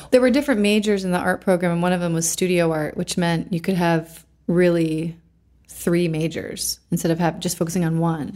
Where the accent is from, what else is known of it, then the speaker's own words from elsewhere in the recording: Canandaigua, New York, United States; also born or lived in Rochester, New York / Pennsylvania; I was born in Canandaigua, New York. Canandaigua Lake is one of the Finger Lakes in upstate New York, so close to Rochester, which is where I lived later in life.